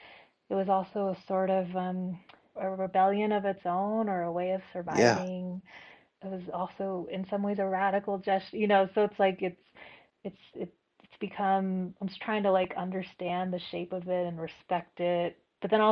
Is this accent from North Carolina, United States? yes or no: no; Fresno, California, United States; I grew up in Fresno